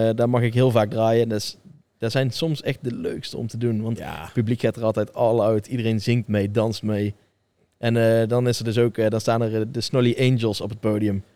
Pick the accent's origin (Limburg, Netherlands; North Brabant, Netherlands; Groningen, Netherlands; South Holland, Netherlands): North Brabant, Netherlands; Tilburg; ik ben gewoon geboren in Tilburg. Ik groei erop.